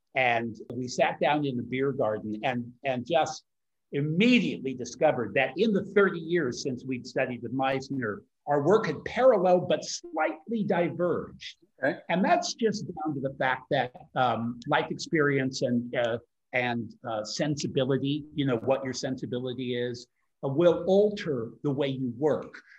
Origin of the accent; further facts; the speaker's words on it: United States; moved away as an adult; now in Europe; I'm American trained and born